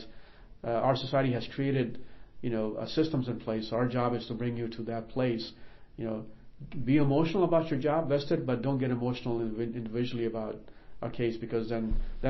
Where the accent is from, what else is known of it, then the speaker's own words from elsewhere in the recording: Northern Virginia, United States; also born or lived in Karachi, Pakistan / Arlington, Virginia / Boston; now in Dayton, United States; growing up in Northern Virginia